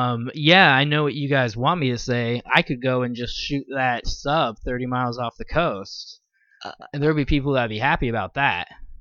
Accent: Philadelphia, Pennsylvania, United States; Yeah, I'm from Philly.

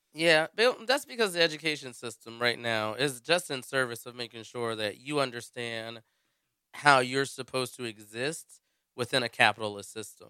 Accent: United States; being an American

